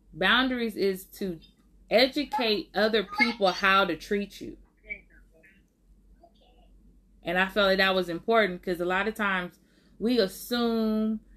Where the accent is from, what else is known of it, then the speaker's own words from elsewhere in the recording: Oakland, California, United States; I was born and raised in Oakland